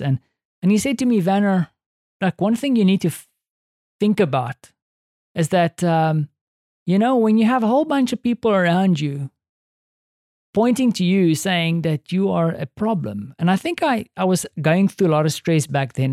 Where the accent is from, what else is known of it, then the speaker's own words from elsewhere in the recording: South Africa; moved away as an adult; now in Poland; as a South African